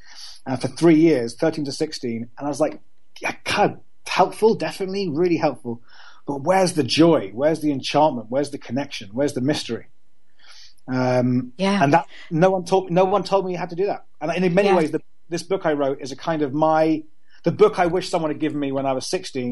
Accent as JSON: {"language": "English", "region": "London", "country": "United Kingdom", "tie": "born or raised there", "also_born_or_lived": "Cambridge", "said": "I grew up in London in a very, you know, London is a very secular city"}